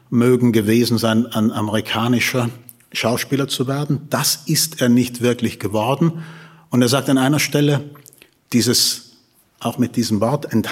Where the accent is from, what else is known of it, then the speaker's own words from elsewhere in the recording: Tyrol, Austria; Wollen Sie, wollen Sie wirklich, dass ich als Tiroler spreche?